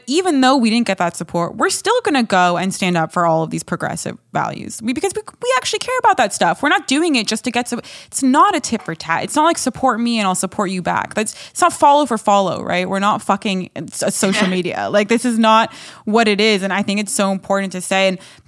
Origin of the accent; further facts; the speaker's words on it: Los Angeles, California, United States; I was born in Los Angeles? Am I not American? Just because, yeah, I'm a first generation American